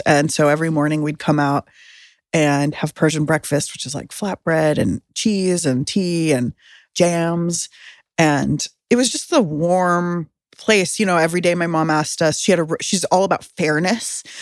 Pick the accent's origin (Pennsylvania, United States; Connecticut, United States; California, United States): California, United States; San Diego; I grew up in San Diego